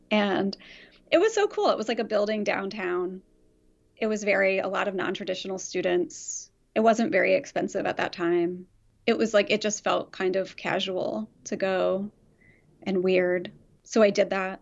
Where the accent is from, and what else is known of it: Philadelphia suburbs, Pennsylvania, United States; born or raised there; moved away as an adult; also born or lived in Chicago